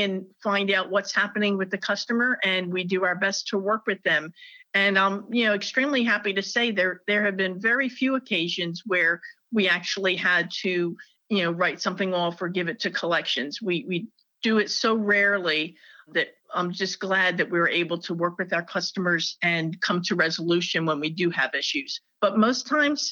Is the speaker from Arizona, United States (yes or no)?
no; New Jersey, United States; now in North Carolina, United States; I'm a Jersey girl. I was raised in New Jersey, and I moved to North Carolina in 1993.